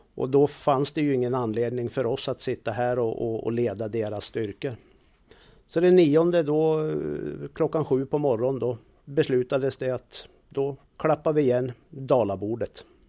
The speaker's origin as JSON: {"language": "Swedish", "region": "Jämtland", "country": "Sweden", "moved": "yes", "said": "där jag kommer ifrån Jämtland"}